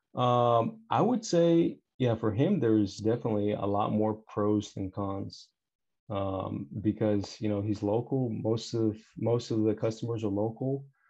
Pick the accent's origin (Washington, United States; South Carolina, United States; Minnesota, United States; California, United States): California, United States; Bay Area, Northern; I'm from the Bay Area, so like I guess you could say Northern California.